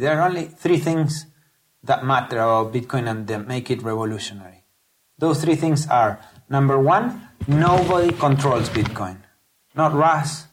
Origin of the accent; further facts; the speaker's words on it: Patagonia, Argentina; moved away as an adult; now in Silicon Valley, United States; I'm originally from Patagonia, a southern part of Argentina.